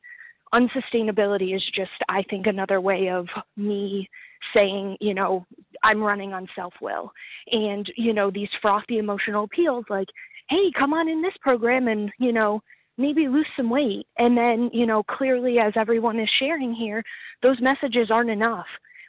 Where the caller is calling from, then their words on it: Rhode Island, United States; I am calling from Rhode Island.